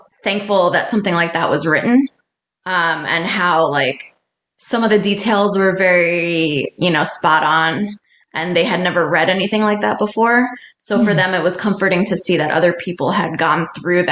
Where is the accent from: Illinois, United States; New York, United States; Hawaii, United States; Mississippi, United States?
New York, United States; New York City; growing up in New York City